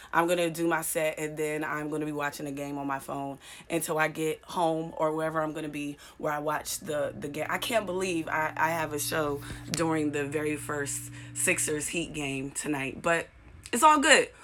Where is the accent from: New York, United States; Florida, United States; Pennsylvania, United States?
Pennsylvania, United States; Pittsburgh; East Coast, baby, born and raised in Pittsburgh.